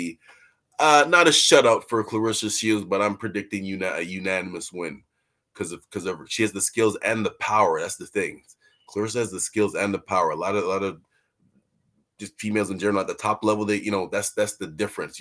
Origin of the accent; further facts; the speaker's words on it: Canada; we're from Canada.